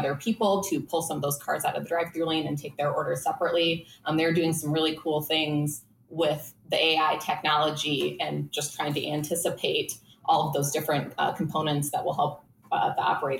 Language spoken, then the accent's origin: English; Minnesota, United States; But yeah. I'm from Minnesota.